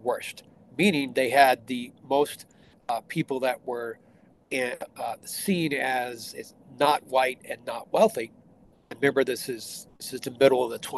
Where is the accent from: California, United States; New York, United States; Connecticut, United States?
California, United States; Bakersfield; moved away as an adult; now in Iowa, United States; I'm originally from California, grew up in Bakersfield, California.